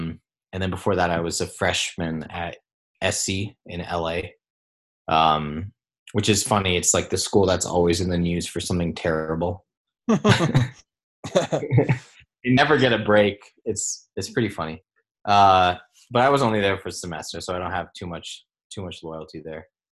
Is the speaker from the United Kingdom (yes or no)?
no; Singapore; especially growing up in Singapore, like in Asia, like you're sort of like, you can be a doctor, a lawyer, an engineer, an architect, a software engineer.